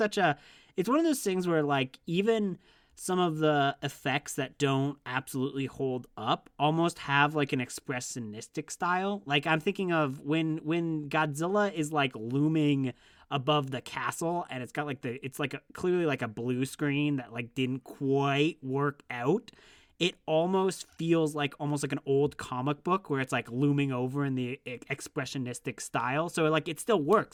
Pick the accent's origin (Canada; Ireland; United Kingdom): Canada; I'm Canadian.